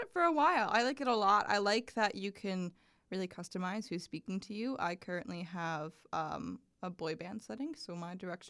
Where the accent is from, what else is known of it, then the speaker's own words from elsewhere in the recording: Easton, Pennsylvania, United States; moved away as an adult; now in Long Island, United States; I'm going to visit my hometown.